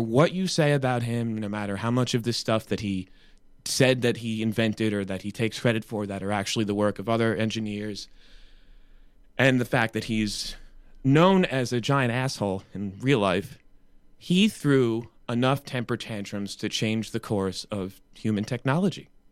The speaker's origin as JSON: {"language": "English", "country": "United States", "said": "as an American"}